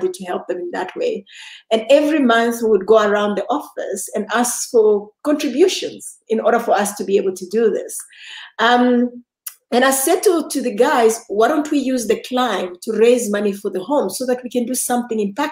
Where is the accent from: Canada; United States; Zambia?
Zambia; Lusaka, Lusaka Province; now in Johannesburg, South Africa; born in Lusaka, Zambia. I am now based in Johannesburg, South Africa.